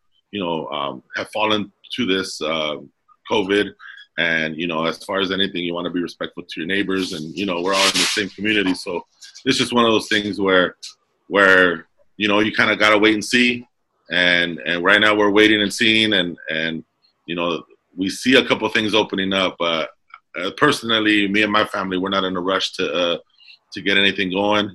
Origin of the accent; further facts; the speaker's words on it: Commerce, California, United States; also born or lived in Alhambra, California; I grew up in Southeast Los Angeles, City of Commerce